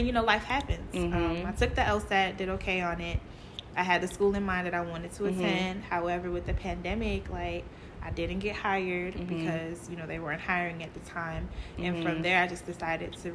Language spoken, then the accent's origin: English; New York City, New York, United States; also born or lived in Georgia; now in New York, United States; Born and raised in Brooklyn, New York